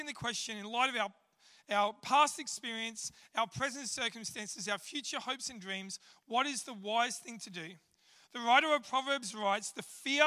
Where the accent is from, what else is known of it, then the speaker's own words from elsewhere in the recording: Australia; I'm an Aussie